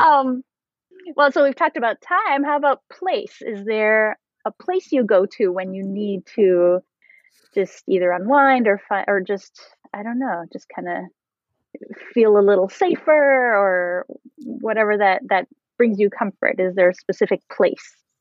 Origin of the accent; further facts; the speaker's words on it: Canada; I'm French Canadian.